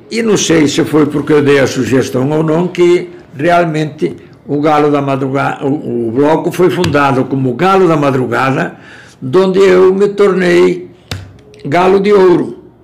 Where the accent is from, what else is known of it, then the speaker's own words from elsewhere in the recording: Spain; now in Brazil; Eh, eu vim da Espanha em 1960 e cheguei aqui em outubro.